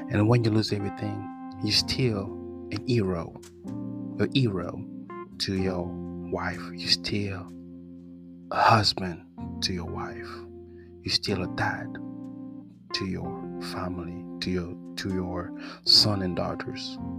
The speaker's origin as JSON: {"language": "English", "country": "France", "accent": "French", "second_language": "English", "said": "I'm sorry about my accent. You know, French guy have an accent too."}